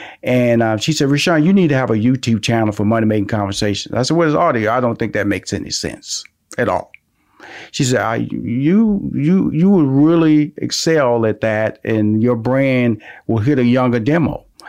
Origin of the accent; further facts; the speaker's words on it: Houston, Texas, United States; I'm from Houston.